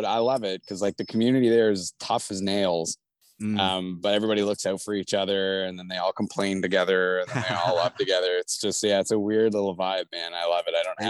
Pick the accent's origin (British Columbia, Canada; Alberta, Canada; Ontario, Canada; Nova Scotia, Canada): Nova Scotia, Canada; Glace Bay; moved away as an adult; now in Halifax, Canada; I'm from Cape Breton originally.